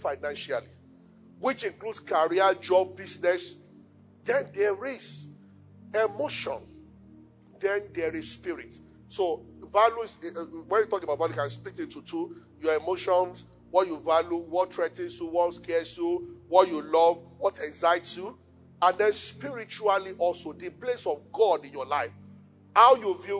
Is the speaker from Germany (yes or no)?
no; Yorubaland, Nigeria; I'm from Yoruba